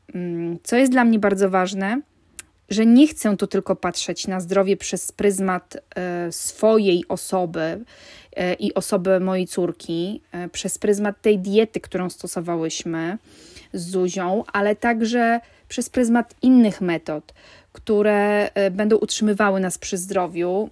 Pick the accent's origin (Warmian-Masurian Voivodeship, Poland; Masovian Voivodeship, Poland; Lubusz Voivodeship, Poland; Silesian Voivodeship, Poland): Warmian-Masurian Voivodeship, Poland; ja pochodzę z Warmii, jestem rodowitą Warmianką.